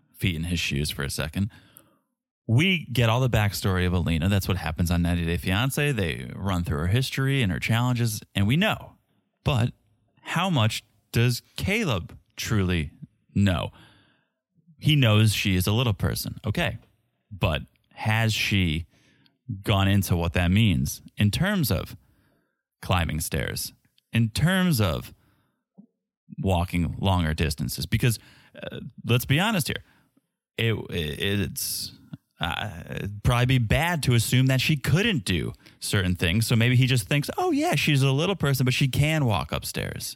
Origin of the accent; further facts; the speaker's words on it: United States; as an American